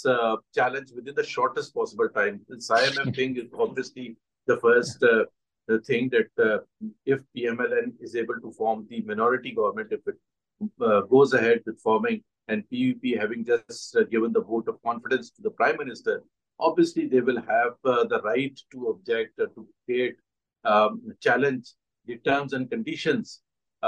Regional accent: Pakistan; as a Pakistani

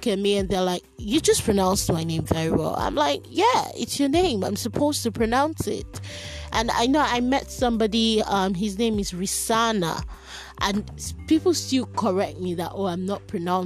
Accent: Nigeria; as an African, as a Nigerian

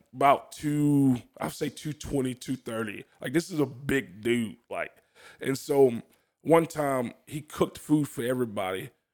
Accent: New Orleans, Louisiana, United States; I'm from New Orleans, Louisiana

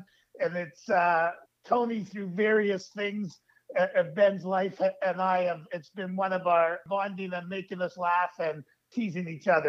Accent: Toronto, Ontario, Canada; moved away as an adult; now in Washington, D.C., United States; So I grew up in Toronto, Canada, and I knew nothing about Kornheiser or anything. But in 1996, I moved to Washington, D.C. to do a training program.

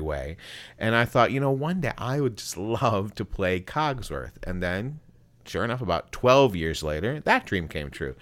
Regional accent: Buffalo, New York, United States; now in Greenville Spartanburg area, United States; I grew up in Western New York, the Big Apple, as it were, but not anywhere close to the city, Buffalo, Niagara Falls area

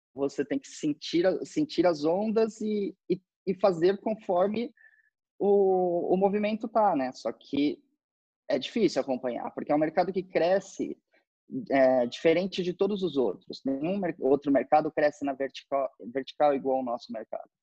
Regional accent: Brazil; somos brasileiros

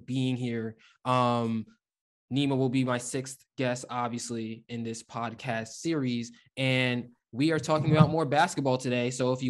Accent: Houston, Texas, United States; So obviously growing up in Houston, growing up watching the Rockets

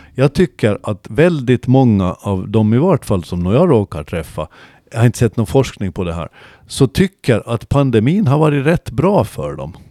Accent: Gårdby, Kalmar County, Sweden; när vi växte upp i Gårdby

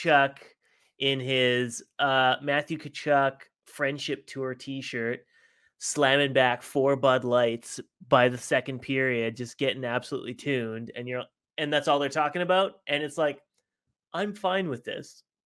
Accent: Vancouver, British Columbia, Canada; we're from Vancouver

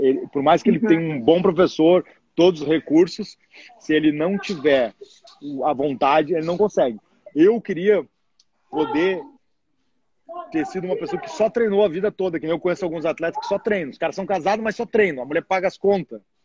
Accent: Rio Grande do Sul, Brazil; moved away as an adult; now in United States; Sou gaúcho

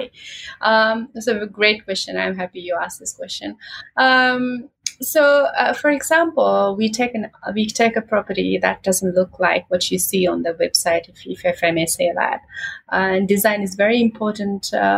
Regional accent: Maldives; I come from the islands. I am from the Maldives.

